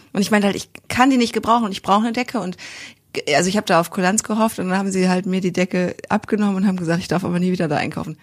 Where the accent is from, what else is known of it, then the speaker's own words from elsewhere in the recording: Kiel, Schleswig-Holstein, Germany; Ich komme ja auch aus Kiel